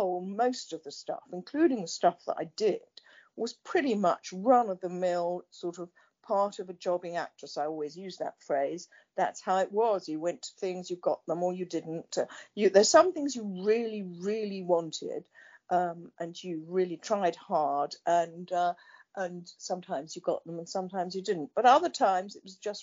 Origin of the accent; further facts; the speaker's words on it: Essex, East of England, United Kingdom; I'm definitely an Essex girl. I come from Essex.